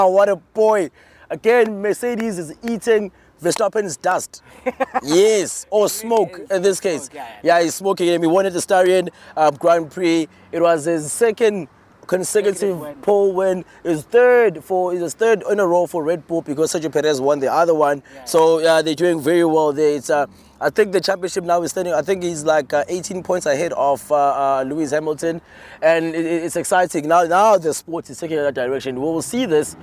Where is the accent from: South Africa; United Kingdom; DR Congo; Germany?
South Africa; I'm South African